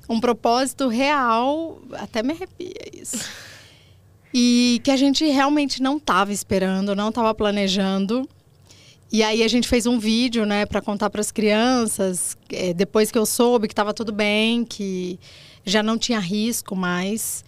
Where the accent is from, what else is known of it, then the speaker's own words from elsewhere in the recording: Limeira, São Paulo, Brazil; Eu sou do interior de São Paulo, Limeira, criada por vó